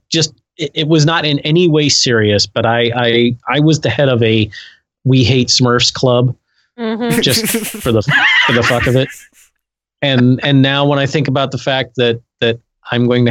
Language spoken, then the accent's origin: English; Florida, United States; also born or lived in Connecticut; I'm from Florida